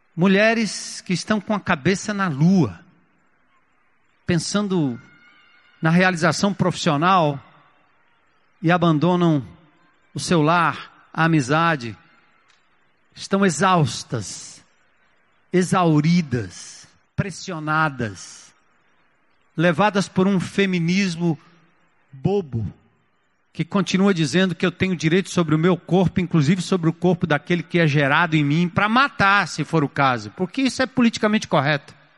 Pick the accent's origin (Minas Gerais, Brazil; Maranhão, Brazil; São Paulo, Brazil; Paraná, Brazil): São Paulo, Brazil; also born or lived in Grand Rapids, Michigan, United States; eu saí de São Paulo em 1980 para estudar fora, lá na América